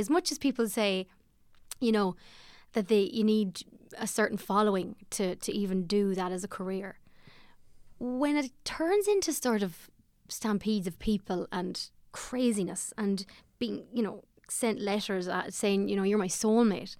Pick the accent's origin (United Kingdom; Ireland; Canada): Ireland; Ballymote, Sligo, Connacht; I'm from Ballymolde in Sligo, and I feel good about it. I had a good, good upbringing there.